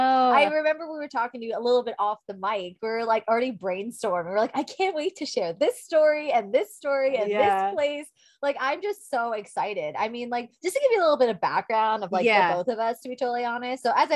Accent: New York, United States; we actually were from New York. That's where we're originally born and raised in New York.

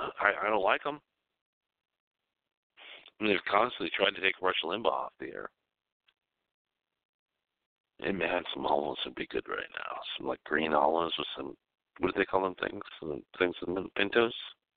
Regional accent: United States; I'm an American broadcaster.

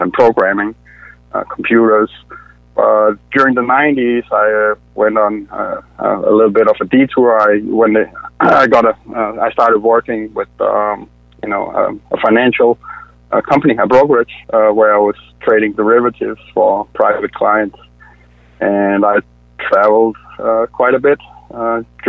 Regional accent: Denmark; moved away as an adult; now in Atlanta, United States; I'm originally from Denmark. That's where I was born, but came to the U.S. in 2010.

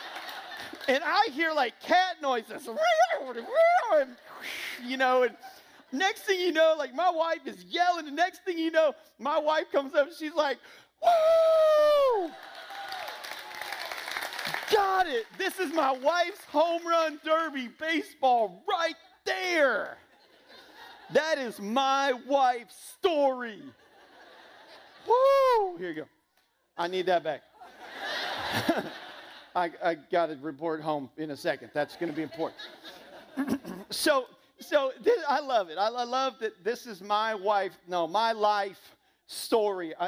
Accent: small town Indiana, United States; moved away as an adult; now in Fort Myers, United States; My wife and I were both born and raised in the Midwest in small town Indiana.

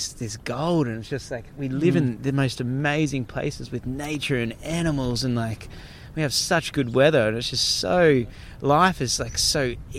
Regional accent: Australia; accent: Australian (bogan); I notice that my accent, or like my, I really noticed my Australiana might be the word really comes out in those times.

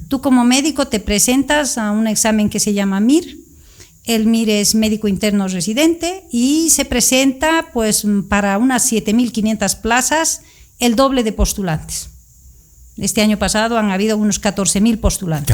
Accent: Sucre, Chuquisaca, Bolivia; moved away as an adult; also born or lived in La Paz, Bolivia; now in Barcelona, Spain; soy boliviana, crecí en Sucre desde los primeros años de mi vida

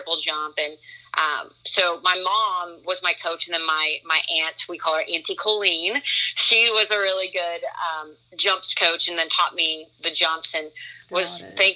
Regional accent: Nebraska, United States; I grew up in Nebraska

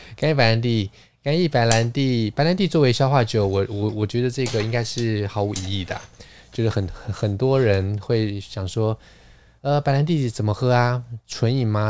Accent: Taiwan; 我们台湾人说守旧，烧酒，烧酒，我们很可能烧酒，传统就是米酒

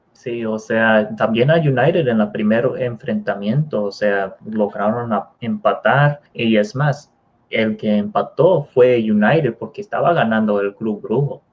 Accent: Mexico; nosotros eh, siendo, mexicanos

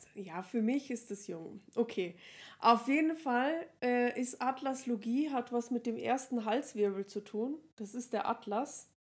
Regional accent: Regensburg, Bavaria, Germany; bei uns in Regensburg

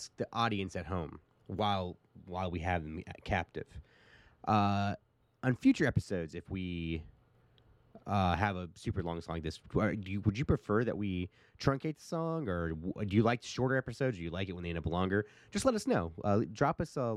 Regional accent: United States; I'm American

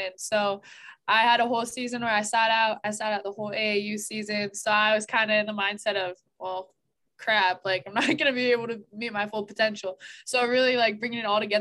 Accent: Des Moines, Iowa, United States; I'm from Des Moines

